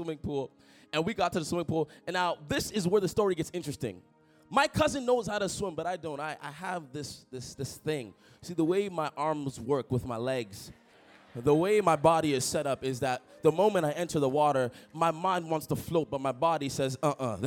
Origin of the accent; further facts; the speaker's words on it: Toronto, Ontario, Canada; moved away as an adult; now in Ottawa, Canada; I grew up in Toronto, a neighborhood of Toronto, a suburb called Etobicoke